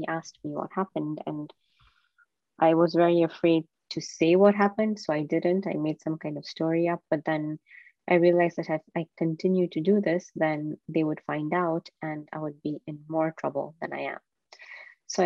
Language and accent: English; Kenya; I was born and raised in Kenya